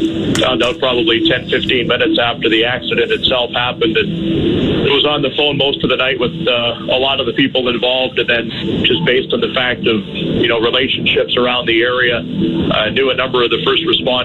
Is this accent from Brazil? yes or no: no; Humboldt, Saskatchewan, Canada; now in Winnipeg, Canada; my hometown.